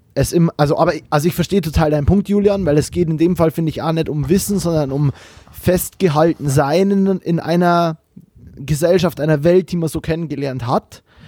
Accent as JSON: {"language": "German", "region": "Bavaria", "country": "Germany", "tie": "born or raised there", "moved": "yes", "lives_now": "Cologne, Germany", "said": "ich bin auch in Bayern aufgewachsen"}